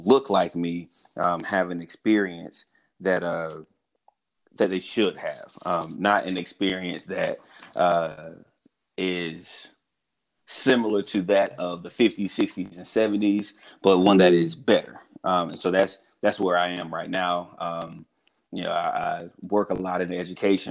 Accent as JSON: {"language": "English", "region": "South Carolina", "country": "United States", "tie": "born or raised there", "said": "Born and raised in the South, in South Carolina"}